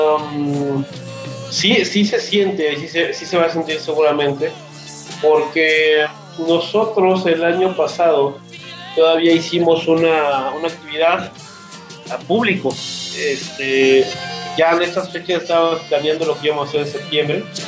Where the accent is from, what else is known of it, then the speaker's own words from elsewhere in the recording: Mexico City, Mexico; moved away as an adult; now in Aguascalientes, Mexico; yo vivo aquí en Aguascalientes, soy de Ciudad de México, tengo ya 12 años viviendo aquí